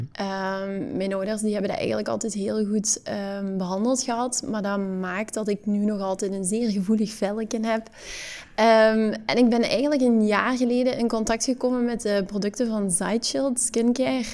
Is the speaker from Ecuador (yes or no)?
no; Hasselt, Flanders, Belgium; geboren en getogen in Hasselt